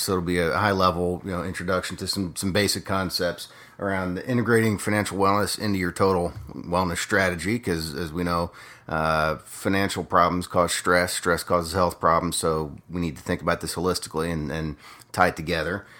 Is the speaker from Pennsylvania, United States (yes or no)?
yes; Harrisburg, Pennsylvania, United States; moved away as an adult; grew up in a little town called Harrisburg, Pennsylvania